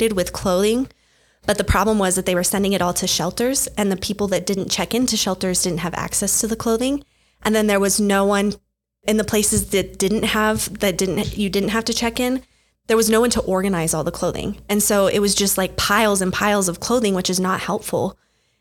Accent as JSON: {"language": "English", "town": "Albuquerque", "region": "New Mexico", "country": "United States", "tie": "born or raised there", "also_born_or_lived": "Lahaina, Hawaii", "said": "I grew up in Albuquerque"}